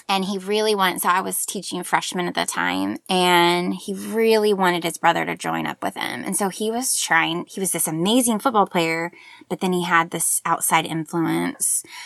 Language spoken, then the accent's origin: English; Tulsa, Oklahoma, United States; also born or lived in Joplin, Missouri; now in Oklahoma City, United States; I was born in Joplin, Missouri, and then my family li-, uh, lived, uh, in Tulsa, and now I live in Oklahoma City with my family